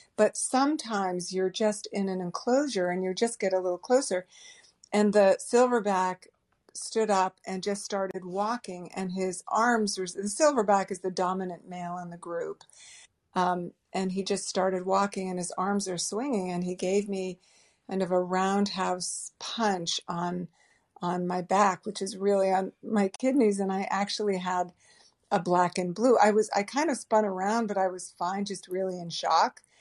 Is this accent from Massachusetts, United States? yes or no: yes; Boston, Massachusetts, United States; I grew up in the Boston area